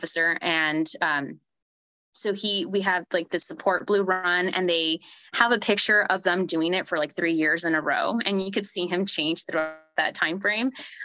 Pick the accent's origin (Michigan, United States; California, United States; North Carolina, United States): California, United States; Sanger; I'm originally from Sanger, which possibly no one has ever heard of, unless if you're from the Central Valley